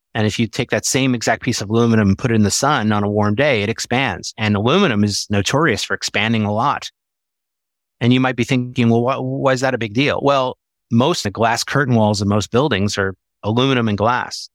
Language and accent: English; Philadelphia, Pennsylvania, United States; I grew up in Philadelphia